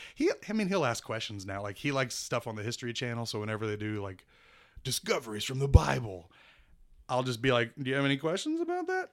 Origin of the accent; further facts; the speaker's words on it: Wichita, Kansas, United States; I was born in Wichita, Kansas